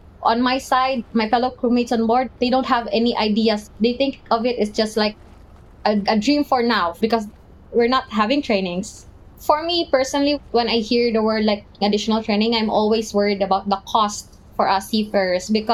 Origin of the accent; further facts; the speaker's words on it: Philippines; I'm a seafarer from the Philippines